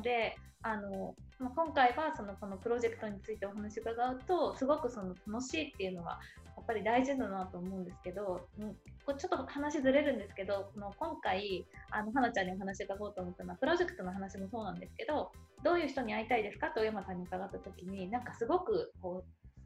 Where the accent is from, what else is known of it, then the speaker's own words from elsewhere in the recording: Shizuoka, Japan; moved away as an adult; 私静岡出身